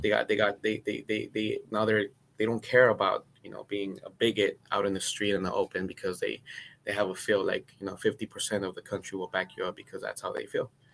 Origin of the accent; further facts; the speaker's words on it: Cudahy, California, United States; also born or lived in Guatemala; I grew up in Cudahy in Southeast L